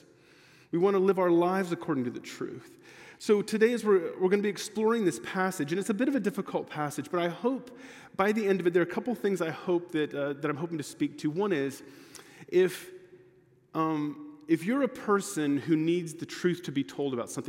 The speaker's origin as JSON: {"language": "English", "country": "United States", "said": "I'm American"}